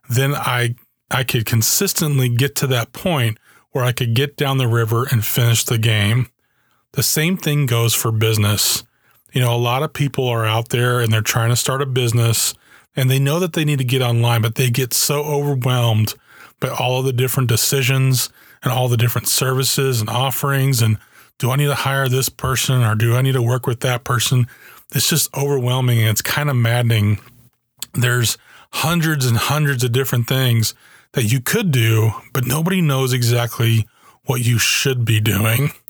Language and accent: English; Germany; When I was a kid, I grew up in Germany. My dad was in the army and uh, this was in the early 80s